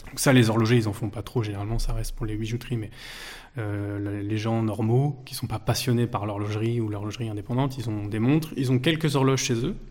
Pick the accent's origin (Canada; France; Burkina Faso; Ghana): France; Vexin, Île-de-France; Je suis originaire du Vexin, c'est les, jardins de Paris au, nord de, au nord de la capitale, à une vingtaine de minutes euh, du centre de Paris. Euh, et, voilà, j'ai grandi là-bas